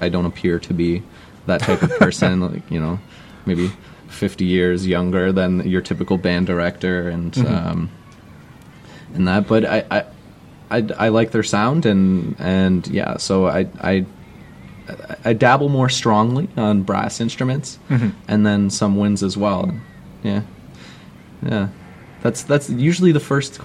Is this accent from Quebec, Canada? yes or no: no; Brampton, Ontario, Canada; moved away; We're both from Brampton.